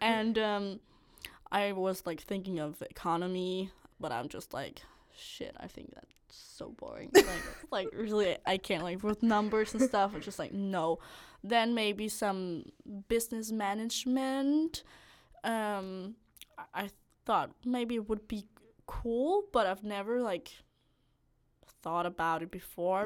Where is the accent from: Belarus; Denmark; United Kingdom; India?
Denmark; north of Copenhagen, Capital Region of Denmark; moved away as an adult; now in Odense, Denmark; I'm from, like, northern of Copenhagen